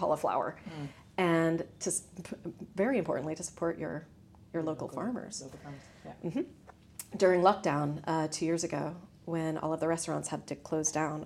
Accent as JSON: {"language": "English", "region": "Texas", "country": "United States", "tie": "born or raised there", "moved": "yes", "lives_now": "Ireland", "said": "I grew up in Texas"}